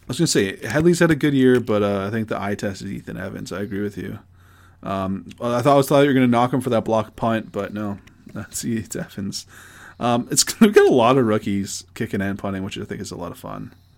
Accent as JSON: {"language": "English", "country": "Canada", "said": "we're Canadian"}